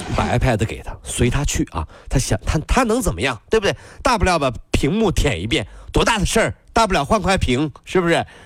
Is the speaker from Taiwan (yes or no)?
no; China; 我们中国人是不是盼什么东西都有点快啊